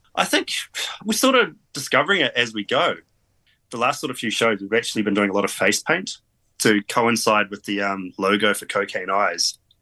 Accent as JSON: {"language": "English", "region": "Auckland", "country": "New Zealand", "also_born_or_lived": "England", "moved": "as an adult", "lives_now": "Cambridge, New Zealand", "said": "We're all from Auckland originally, pretty much. It's just recently I made the move down to Cambridge"}